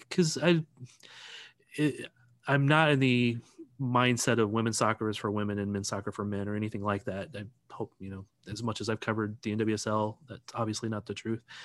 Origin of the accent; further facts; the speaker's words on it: St. Louis, Missouri, United States; now in Kansas City, United States; I'm originally from Saint Louis